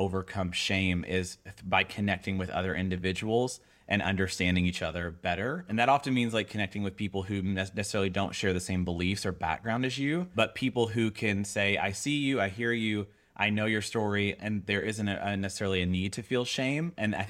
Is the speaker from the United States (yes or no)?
yes; the South, United States; So I grew up in the South.